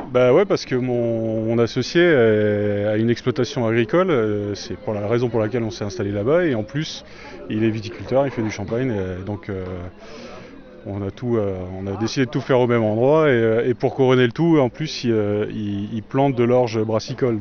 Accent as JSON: {"language": "French", "town": "Ribeauvillé", "region": "Grand Est", "country": "France", "said": "je viens de Ribouillet et je suis, je suis brasseur"}